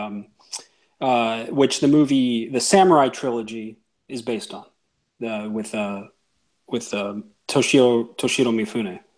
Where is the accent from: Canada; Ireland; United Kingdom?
Canada; moved away as an adult; also born or lived in Japan; growing up in Canada